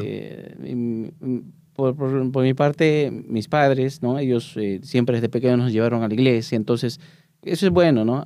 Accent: Peru; moved away; soy de Perú

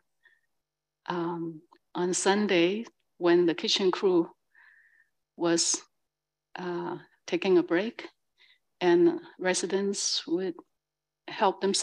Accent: China; now in San Francisco, United States; I'm from China

